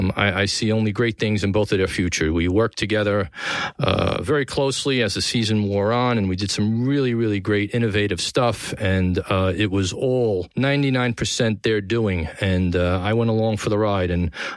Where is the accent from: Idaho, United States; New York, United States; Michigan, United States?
New York, United States; New York City; From the Gotham Podcast Studio in the heart of downtown New York City, the capital of the world, my hometown here in Tribeca, this is The Conversation.